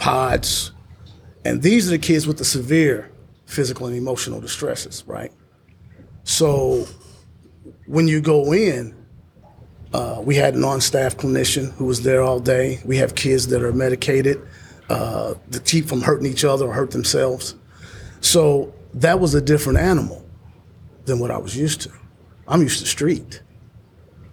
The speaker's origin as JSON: {"language": "English", "town": "Indianapolis", "region": "Indiana", "country": "United States", "moved": "yes", "lives_now": "Columbus, United States", "said": "I'm originally from Indianapolis"}